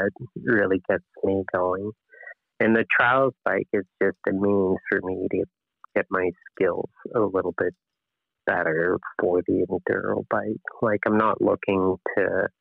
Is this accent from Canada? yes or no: yes; Fredericton, New Brunswick, Canada; I come from Fredericton, New Brunswick, which is a relatively small place in the Atlantic provinces